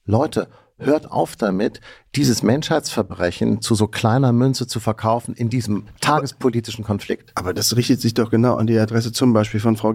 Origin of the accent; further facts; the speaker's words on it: Germany; Das können wir als Deutsche